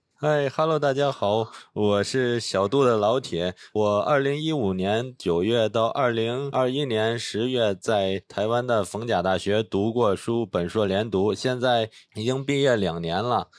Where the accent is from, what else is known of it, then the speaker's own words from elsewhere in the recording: Beijing, China; moved away as an adult; 我是来自北京的